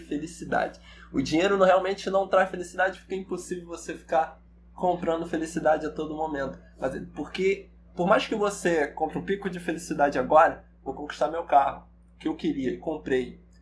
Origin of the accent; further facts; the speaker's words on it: Baixada Fluminense, Rio, Rio de Janeiro, Brazil; sou do Rio, nasci e fui criado aqui no, no, na Baixada Fluminense